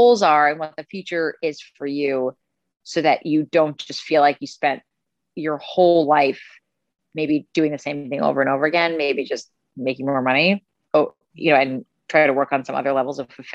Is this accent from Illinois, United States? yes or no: no; Westchester, New York, United States; also born or lived in Italy; now in New York City, United States; I am from Westchester